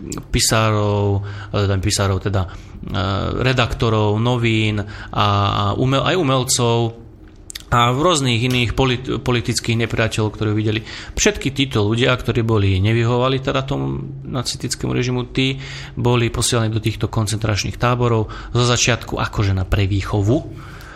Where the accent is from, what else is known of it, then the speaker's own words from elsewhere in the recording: Slovakia; my Slováci